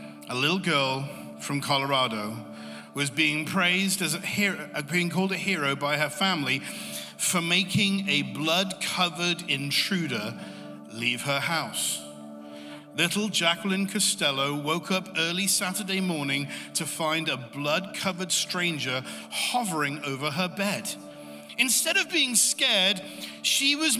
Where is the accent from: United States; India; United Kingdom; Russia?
United Kingdom; England; I'm from England